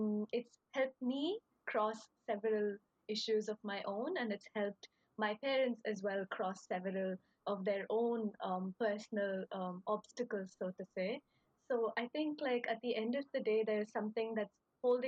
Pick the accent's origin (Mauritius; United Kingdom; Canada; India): India; now in Kyoto, Japan; I am from India, and currently I'm studying my master's at Kyoto, Japan.